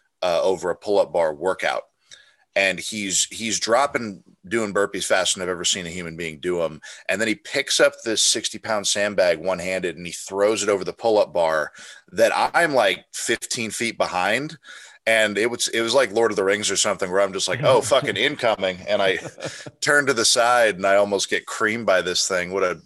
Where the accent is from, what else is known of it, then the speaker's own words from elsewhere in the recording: Colorado, United States; also born or lived in Clarksville, Tennessee; I'm mostly from Colorado. I was born in Clarksville, Tennessee, when my dad was at the 101st Airborne.